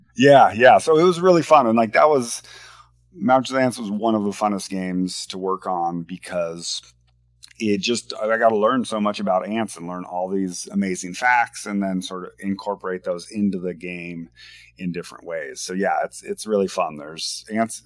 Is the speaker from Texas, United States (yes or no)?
no; Washington, United States; now in Portland, United States; I'm from the Northwest. I was uh, born and raised in Washington State